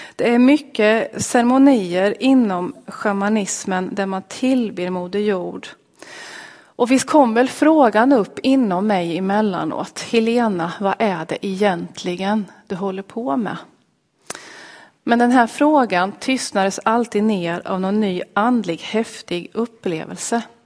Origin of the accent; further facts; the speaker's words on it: Linköping, Östergötland, Sweden; Jag kommer alltså från Linköping